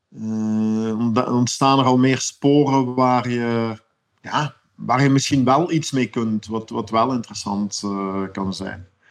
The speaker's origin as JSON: {"language": "Dutch", "country": "Belgium", "said": "als Belg"}